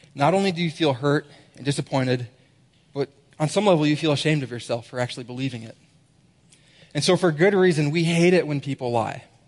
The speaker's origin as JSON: {"language": "English", "region": "Minnesota", "country": "United States", "moved": "yes", "said": "I'm a Minnesotan as well, as we said up there, Minnesota."}